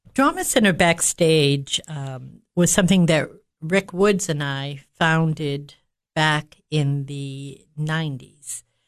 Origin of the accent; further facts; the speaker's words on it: Massachusetts, United States; moved away as an adult; also born or lived in Cookeville, Tennessee; now in Baxter, United States; I was born and raised in Massachusetts